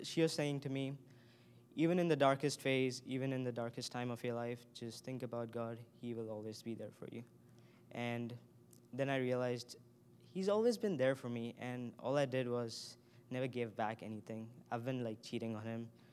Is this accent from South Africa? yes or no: no; India; moved away as an adult; now in United States; I grew up in India, and I was raised in a Hindu family.